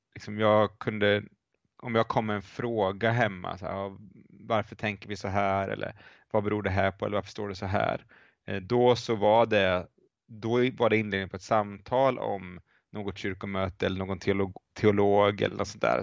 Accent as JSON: {"language": "Swedish", "town": "Linköping", "region": "Östergötland", "country": "Sweden", "tie": "born or raised there", "also_born_or_lived": "Lund / Uppsala / United States", "moved": "as an adult", "said": "jag är uppvuxen i Linköping eh, där jag har återvänt eh, till för ett antal år sedan"}